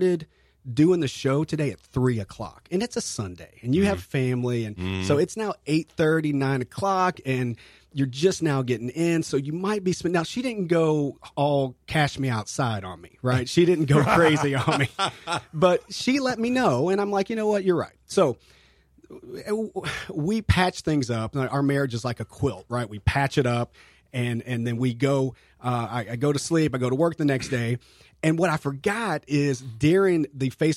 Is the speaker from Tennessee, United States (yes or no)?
no; Kentucky, United States; now in St. Augustine, United States; I'm from Kentucky, that we just do Kentucky bourbon